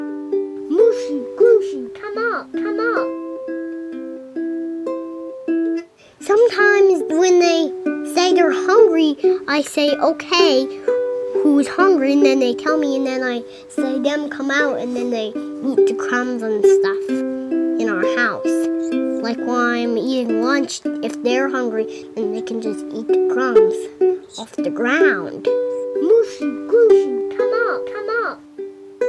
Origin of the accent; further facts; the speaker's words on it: Minnesota, United States; I'm from Minnesota.